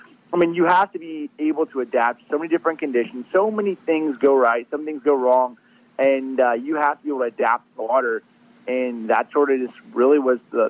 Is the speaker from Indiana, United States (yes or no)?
yes; Indianapolis, Indiana, United States; moved away as an adult; now in Chattanooga, United States; I grew up in Indianapolis, Indiana. You know, lived there since I was, you know, my whole life up until I was about 25